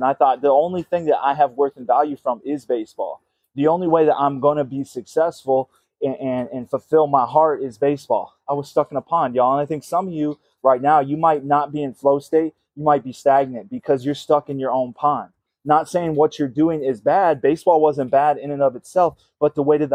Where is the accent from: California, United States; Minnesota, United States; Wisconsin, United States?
Minnesota, United States; I'm from Minnesota